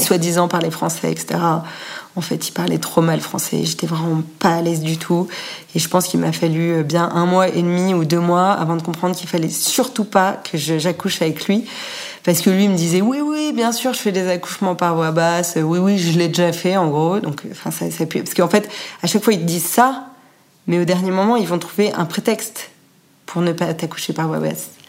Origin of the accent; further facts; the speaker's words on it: Annecy, Auvergne-Rhône-Alpes, France; also born or lived in Paris / Bucharest / Rio de Janeiro / Mexico City; now in London, United Kingdom; je, suis originaire d'Annecy, j'ai grandi à Annecy